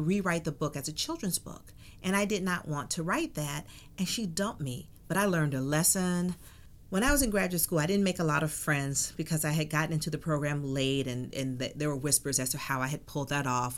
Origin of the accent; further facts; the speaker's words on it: Atlanta, Georgia, United States; moved away as an adult; also born or lived in Tempe, Arizona; I grew up in Atlanta during the child murders.